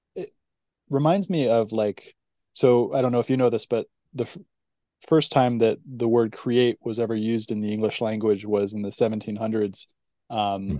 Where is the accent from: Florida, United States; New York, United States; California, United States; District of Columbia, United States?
California, United States; growing up in California, it felt like a golden age in the '90s